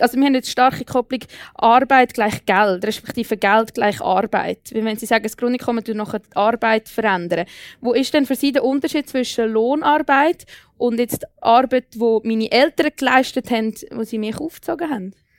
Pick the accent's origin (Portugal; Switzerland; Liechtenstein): Switzerland; bei uns in der Schweiz